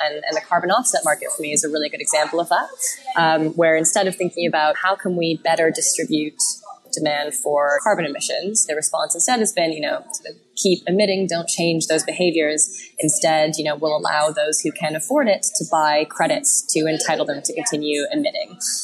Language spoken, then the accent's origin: English; Canada; as a Canadian